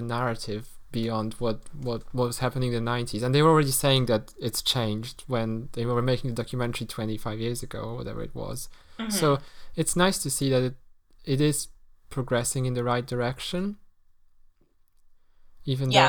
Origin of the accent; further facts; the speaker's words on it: Poland; moved away; when I grew up in Poland